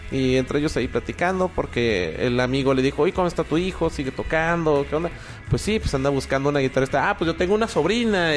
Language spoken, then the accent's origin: Spanish; Guadalajara, Jalisco, Mexico; also born or lived in Mexico City; yo soy de la Ciudad de México, pero tengo aquí toda mi vida